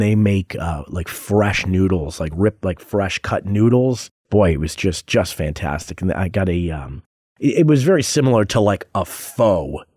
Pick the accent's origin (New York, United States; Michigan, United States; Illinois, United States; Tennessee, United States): New York, United States; Rochester; moved away as an adult; now in Las Vegas, United States; I was born in Rochester, New York, which is just about sixty miles east of Buffalo.